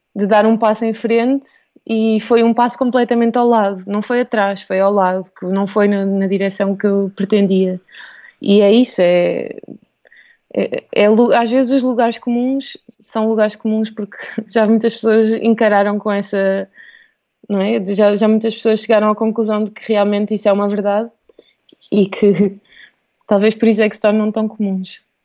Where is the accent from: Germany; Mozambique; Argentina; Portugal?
Portugal; Alentejo coast; also born or lived in Lisbon / Australia; cresci no Alentejo, no litoral alentejano, sempre numa vila pequenina